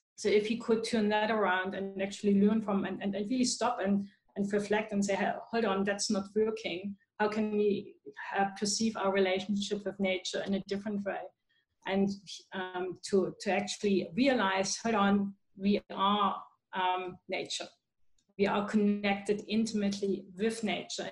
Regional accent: Germany; now in Australia; I'm originally from Germany, so we we have the school garden movement.

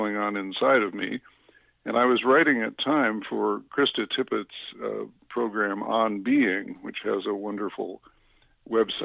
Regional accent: Chicago, Illinois, United States; I grew up in the Chicago suburbs

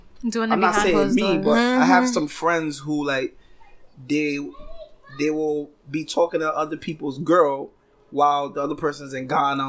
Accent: New York City, New York, United States; as a child growing up in the Bronx

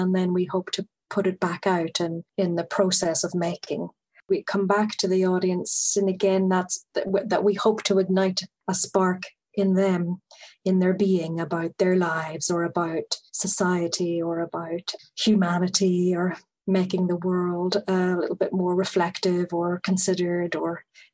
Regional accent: Northern Ireland, United Kingdom; now in London, United Kingdom; growing up in Northern Ireland

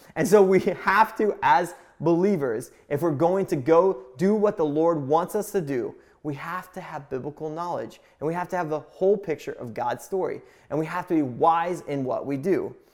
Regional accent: Indiana, United States; I grew up in Indiana

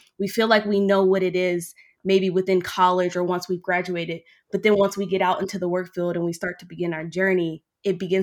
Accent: Oklahoma, United States; moved away as an adult; now in Utah, United States; I was born and raised in Oklahoma

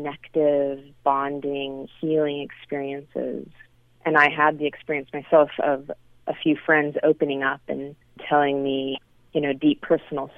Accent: San Francisco, California, United States; I grew up in San Francisco in the Bay Area of California

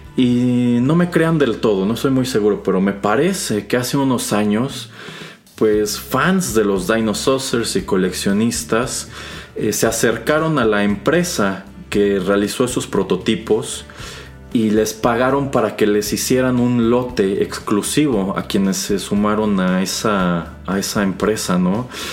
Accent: Mexico; quienes crecimos en México y América Latina en los años 80 y los años 90

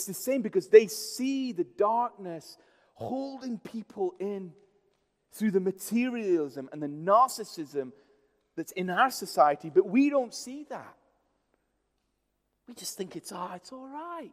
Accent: India; moved away; I grew up in India, which is a Hindu culture in many ways

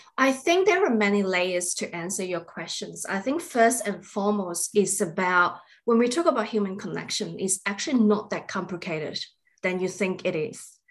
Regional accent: Australia; we are all Australian

